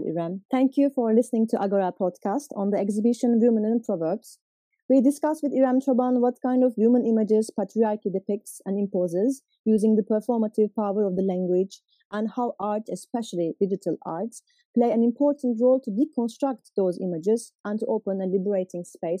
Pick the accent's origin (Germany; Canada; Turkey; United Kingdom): Turkey; I'm from Turkey as well.